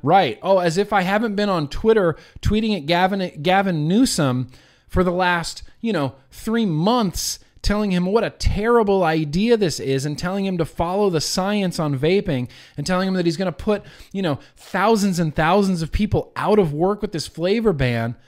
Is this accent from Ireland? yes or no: no; United States; as an American